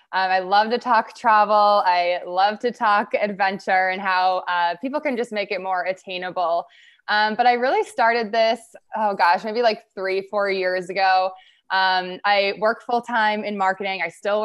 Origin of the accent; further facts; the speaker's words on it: Minnesota, United States; I am born and raised in Minnesota. I've lived here my whole life